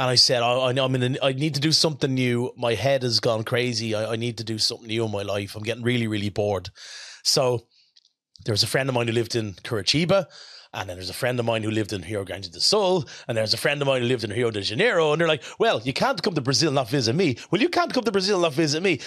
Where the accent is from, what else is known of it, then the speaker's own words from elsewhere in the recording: Rush, Leinster, Ireland; when I was a kid, growing up in Rush, which is a very rural part